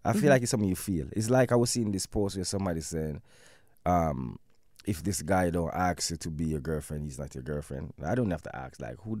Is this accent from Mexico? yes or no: no; Jamaica; I'm in a Jamaica as a Jamaican man.